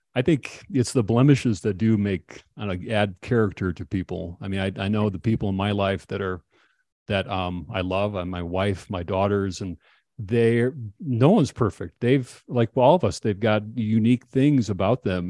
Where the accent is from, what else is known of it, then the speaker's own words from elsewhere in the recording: Minnesota, United States; I grew up in Minnesota